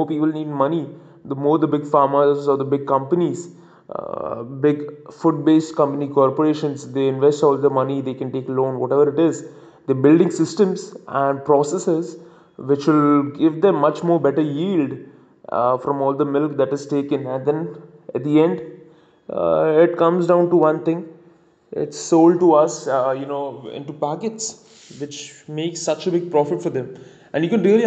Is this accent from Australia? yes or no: no; India; as an Indian